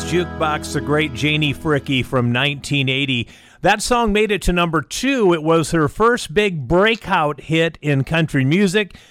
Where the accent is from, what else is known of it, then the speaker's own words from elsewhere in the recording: South Dakota, United States; Rapid City, South Dakota, in my home state.